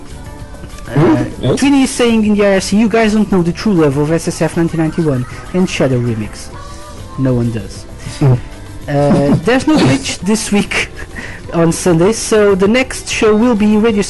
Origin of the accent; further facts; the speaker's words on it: Portugal; accent: Portuguese; my wonderful Portuguese accent